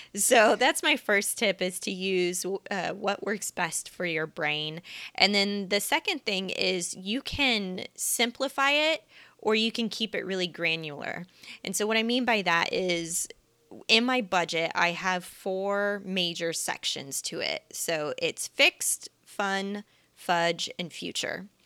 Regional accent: Kansas City, United States; moved away as an adult; also born or lived in San Diego, United States; now in Los Angeles, United States; I am a Midwestern millennial. I grew up in Kansas City, and for the past almost eight years now, I've been living in Southern California, primarily in San Diego

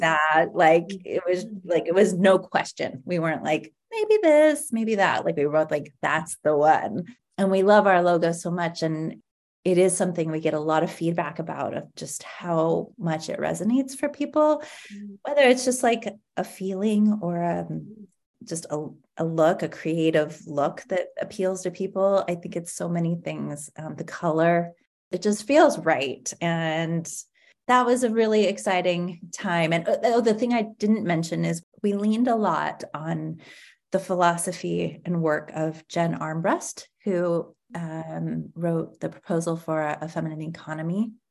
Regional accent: Ashland, Oregon, United States; also born or lived in Salt Lake City, Utah; now in Portland, United States; once we moved away from Salt Lake City when I was 10, I grew up with my my white mother and my white stepfather and we lived in a very white community, affluent community in Ashland, Oregon, a lovely place to grow up.

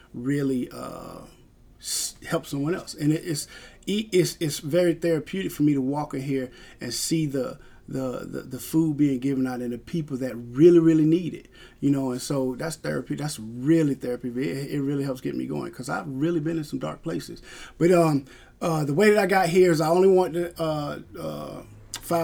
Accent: Vidalia, Georgia, United States; moved away as an adult; I'm from Vidalia, Georgia

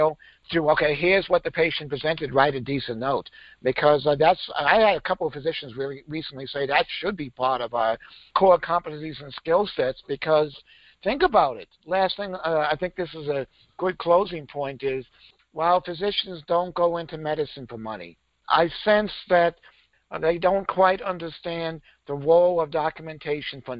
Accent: Maine, United States; I grew up in Maine, so we could get our learner's permit at 15.

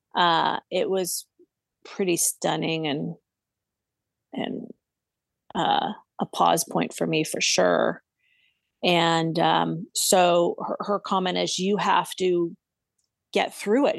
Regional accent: Southern California, United States; now in Santa Barbara, United States; where I grew up in Southern California, which is about ninety minutes south of me

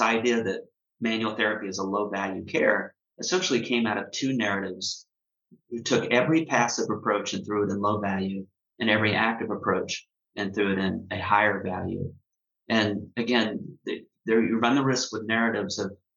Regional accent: United States; I'm from the United States

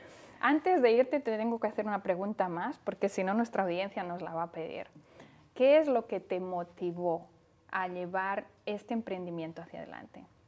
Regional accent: Spain; now in Indianapolis, United States; nos conectamos con España, con mi tierra

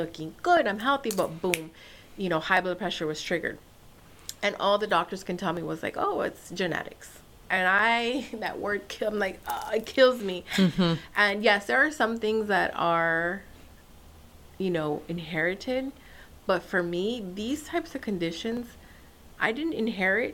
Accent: Nicaragua; now in United States; I'm from Nicaragua.

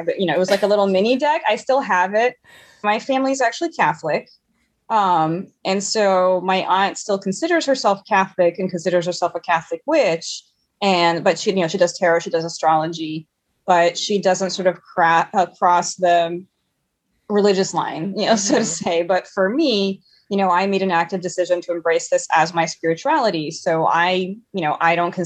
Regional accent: São Paulo, Brazil; now in Salem, United States; I was born in São Paulo, Brazil

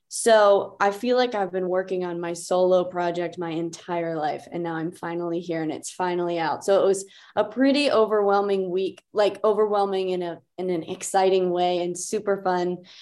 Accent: Beaver Falls, Pennsylvania, United States; moved away as an adult; now in Nashville, United States; I'm from Pittsburgh, uh, well, forty miles north, a small town called Beaver Falls.

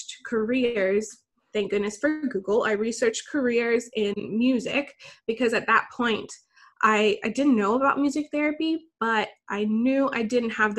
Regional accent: Bermuda; I grew up in Bermuda, which is a small island in the Atlantic.

